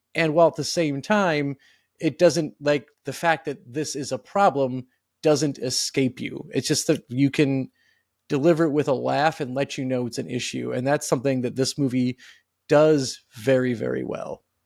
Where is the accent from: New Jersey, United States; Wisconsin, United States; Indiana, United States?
Wisconsin, United States; growing up in Wisconsin